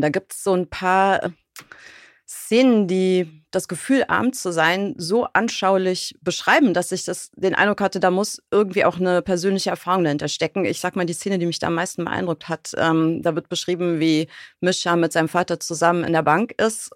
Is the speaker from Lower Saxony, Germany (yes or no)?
no; Bonn, North Rhine-Westphalia, Germany; in Bonn, was meine Heimatstadt ist.